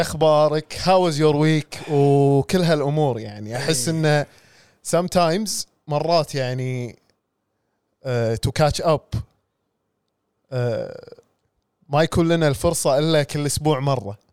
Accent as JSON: {"language": "Arabic", "country": "Kuwait", "first_language": "English", "said": "إحنا عندنا بالكويت."}